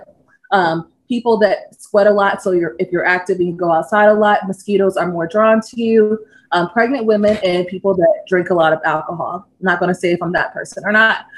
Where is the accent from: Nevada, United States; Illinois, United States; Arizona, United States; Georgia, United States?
Georgia, United States; also born or lived in Kentucky; I grew up in Georgia